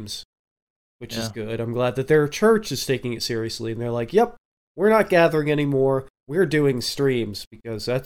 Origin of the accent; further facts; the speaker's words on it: Oklahoma, United States; moved away; I'm originally from Oklahoma